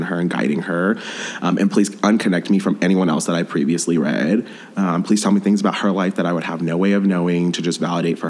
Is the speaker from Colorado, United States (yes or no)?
yes; Denver, Colorado, United States; moved away as an adult; now in Los Angeles, United States; I'm originally from Denver, but now I live in LA. I moved there earlier this year